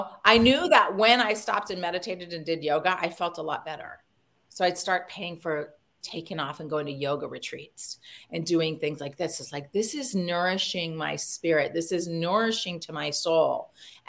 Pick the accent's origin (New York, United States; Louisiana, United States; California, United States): California, United States; moved away as an adult; we're from California